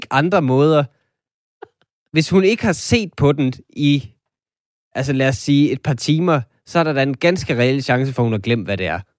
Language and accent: Danish; Denmark; vi er jo måske alle sammen som danskere øh, lidt feminister